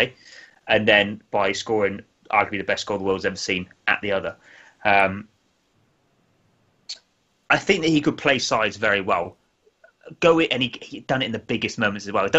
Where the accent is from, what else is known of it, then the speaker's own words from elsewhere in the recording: England, United Kingdom; being an Englishman.